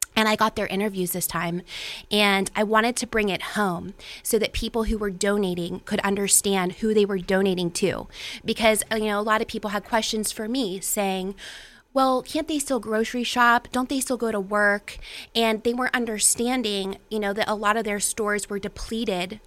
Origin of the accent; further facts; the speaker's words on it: Weirton, West Virginia, United States; now in Pittsburgh, United States; I am originally from the Ohio Valley myself. I'm from Weirton, West Virginia